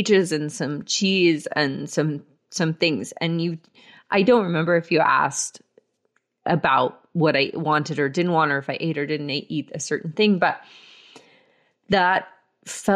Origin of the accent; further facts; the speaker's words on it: Marietta, Georgia, United States; I grew up in Marietta, Georgia